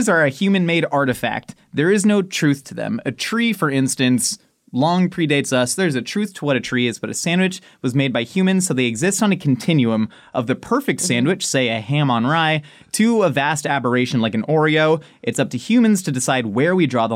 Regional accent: Southern California, United States; we're from Southern California

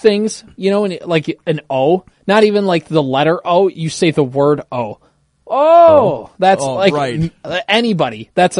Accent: Minnesota, United States; the both of us are Minnesotan.

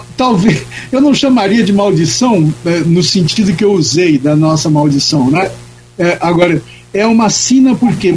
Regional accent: Brazil; nós aqui brasileiros

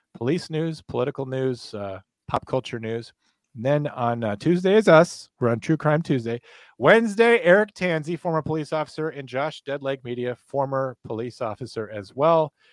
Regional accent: United States; I'm from America

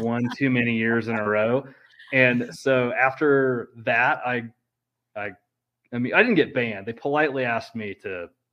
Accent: Kansas City, United States; moved away; I'm from Kansas City

